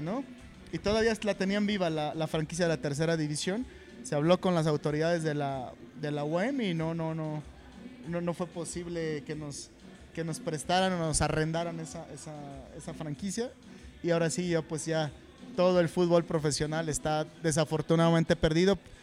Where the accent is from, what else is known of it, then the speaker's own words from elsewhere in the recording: Ixtapan de la Sal, State of Mexico, Mexico; Yo nací en Ixtapan de la Sal.